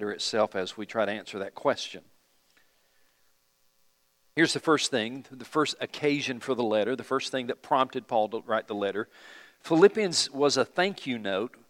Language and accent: English; United States; we're from America